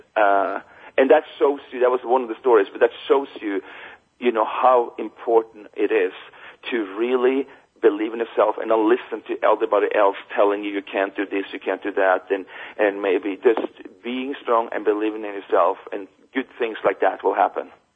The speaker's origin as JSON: {"language": "English", "country": "Norway", "tie": "born or raised there", "moved": "as an adult", "said": "growing up in Norway"}